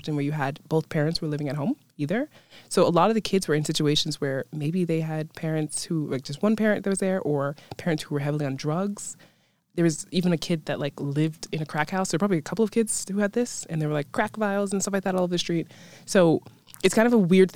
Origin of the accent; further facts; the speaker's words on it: New York City, New York, United States; moved away as an adult; now in Mosfellsbær, Iceland; I grew up in Brooklyn, New York, so New York City, specifically Bushwick